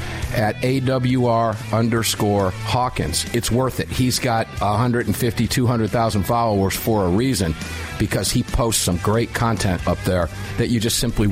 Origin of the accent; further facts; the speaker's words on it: Sarasota, Florida, United States; beautiful Sarasota, Florida, my hometown neck of the woods down there